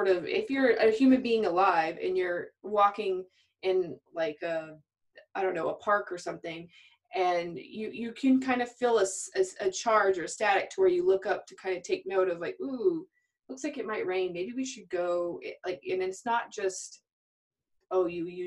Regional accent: Albuquerque, New Mexico, United States; I was raised in Albuquerque, New Mexico

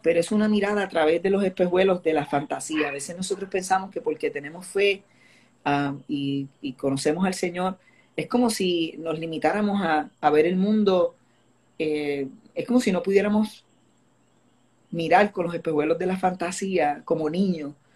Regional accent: Añasco, Puerto Rico; yo crecí en Vista del Río Apartments en Añasco

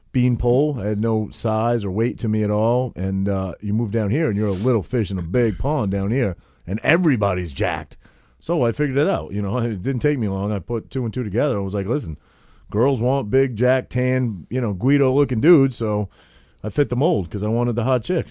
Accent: Maine, United States; moved away as an adult; now in New Jersey, United States; growing up in Maine when I was maybe, like, twenty-one

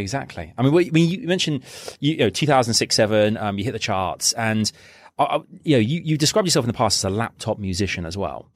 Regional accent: Reading, South East England, United Kingdom; moved away; Reading is like, it's my hometown

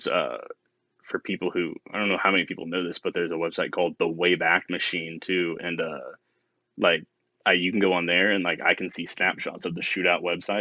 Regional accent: Tulsa, Oklahoma, United States; I'm from Oklahoma. I was born 2 miles away from the Expo

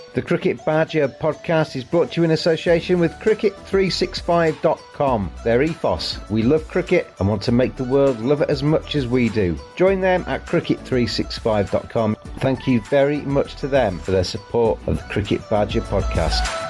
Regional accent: England, United Kingdom; as an Englishman

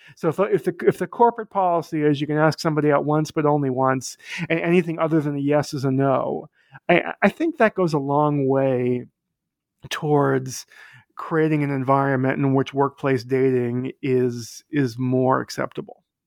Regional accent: Boston, Massachusetts, United States; now in New York, United States; I live in New York. I grew up in Boston.

